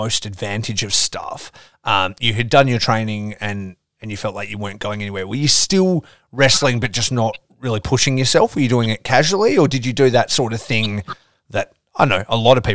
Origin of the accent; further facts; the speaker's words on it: Geraldton, Western Australia, Australia; I grew up in Geraldton, which is a smaller city north of Perth, Western Australia